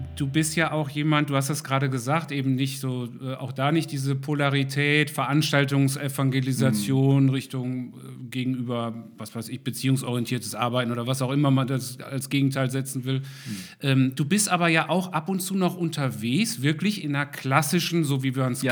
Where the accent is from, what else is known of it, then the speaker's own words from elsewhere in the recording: Germany; uns manchmal als Deutsche, wir sind ja sehr genau